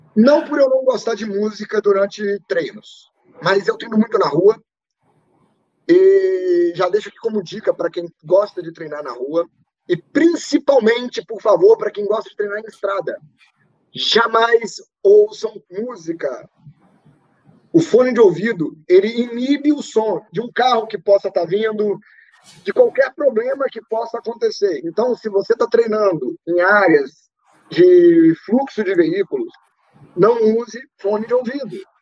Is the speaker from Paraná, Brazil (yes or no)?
no; Ponte Nova, Minas Gerais, Brazil; minha cidade natal, de Ponte Nova